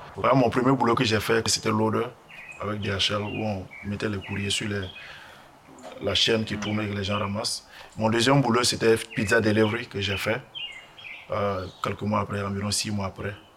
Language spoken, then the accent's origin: French; Burkina Faso; moved away as an adult; also born or lived in Ghana; now in United States; Je suis burkinabé